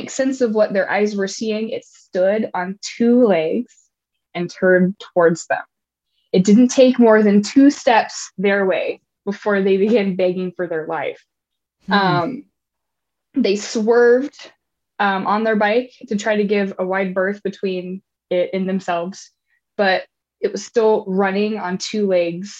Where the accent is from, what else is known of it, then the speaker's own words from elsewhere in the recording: Kentuckiana, United States; now in West Coast, United States; I grew up in Kentuckiana and heard stories by campfire growing up